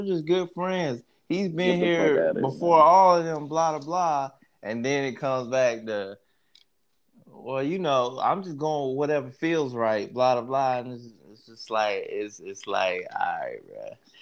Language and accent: English; New Orleans, Louisiana, United States; I was watching my NOLA niggas